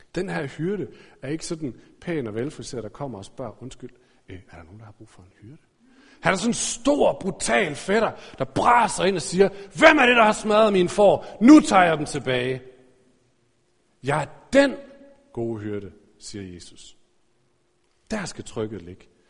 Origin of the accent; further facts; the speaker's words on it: Aarhus, Central Denmark Region, Denmark; jeg er vokset op i Aarhus.